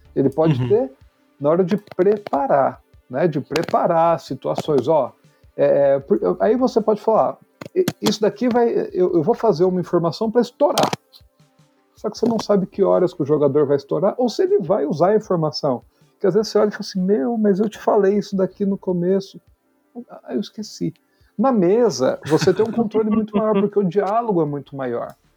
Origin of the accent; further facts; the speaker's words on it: Poços de Caldas, Minas Gerais, Brazil; moved away as an adult; now in São Paulo, Brazil; eu nasci em São Paulo, mas eu cresci em, no sul de Minas, em Poço de Caldas